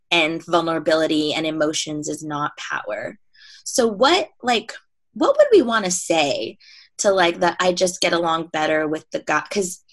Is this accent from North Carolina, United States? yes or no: no; New York, United States; moved away as an adult; now in Southern California, United States; I'm from New York and I live in Southern California now